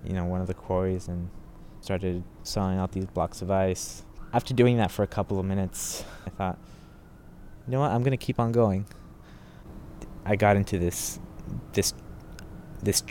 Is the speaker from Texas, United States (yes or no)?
no; Los Angeles, California, United States; I'm from Los Angeles, California.